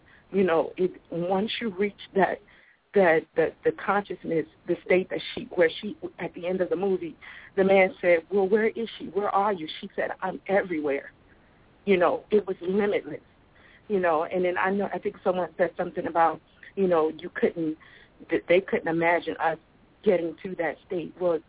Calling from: Richmond, Virginia, United States; Richmond, Virginia.

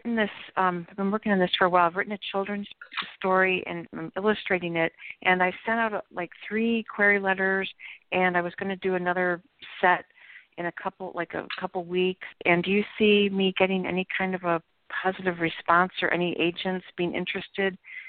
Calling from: Florida, United States; I'm calling from Florida.

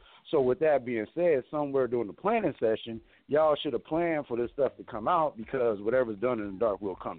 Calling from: Mesa, Arizona, United States; I'm calling from Mesa, Arizona.

